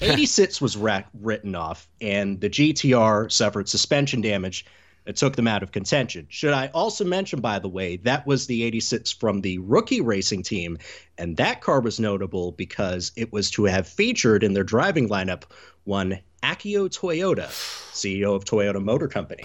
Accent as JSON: {"language": "English", "region": "Southeast United States", "country": "United States", "tie": "born or raised there", "said": "growing up in the Southeast United States"}